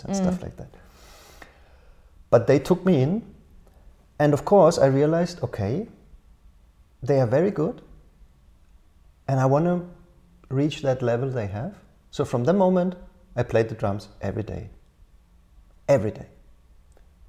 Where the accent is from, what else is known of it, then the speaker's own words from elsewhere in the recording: Karlsruhe, Baden-Württemberg, Germany; moved away as an adult; also born or lived in Berlin / Helsinki; the city center of my hometown, Karlsruhe.